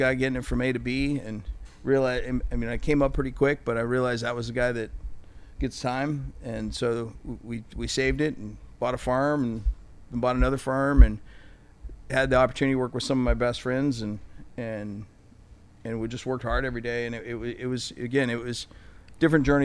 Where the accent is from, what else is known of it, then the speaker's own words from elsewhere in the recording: Santa Rosa, California, United States; I'm from Northern California